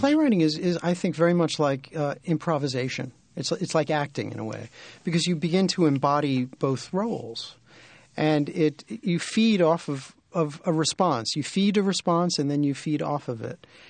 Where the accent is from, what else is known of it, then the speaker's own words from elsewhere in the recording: New York City, New York, United States; I grew up in Brooklyn